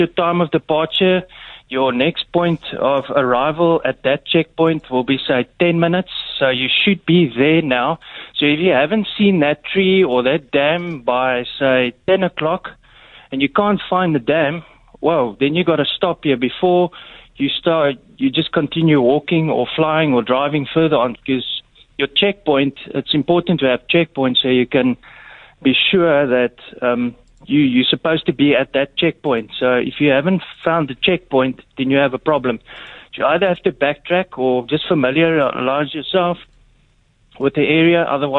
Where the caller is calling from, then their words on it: Durbanville, Western Cape, South Africa; Hi, it's actually, I'm from Durban. How are you doing?